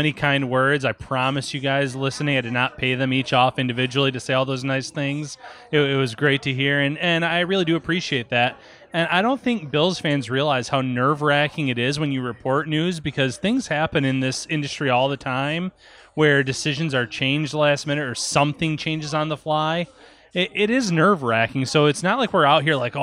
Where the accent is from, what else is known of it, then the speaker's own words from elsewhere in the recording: Olean, New York, United States; I'm from Olean, New York, so it's a little bit of a trek